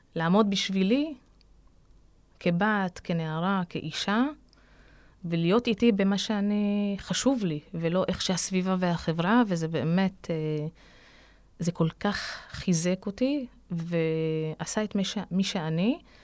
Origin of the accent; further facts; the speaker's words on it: Ramla, Central District, Israel; נולדתי וגדלתי בעיר הזו